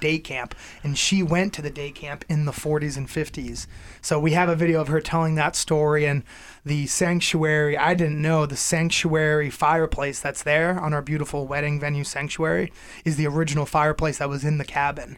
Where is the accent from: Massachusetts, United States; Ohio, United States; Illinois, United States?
Massachusetts, United States; Ludlow; now in Belchertown, United States; I grew up in Western Massachusetts. I'm from Ludlow. I live in Belchertown now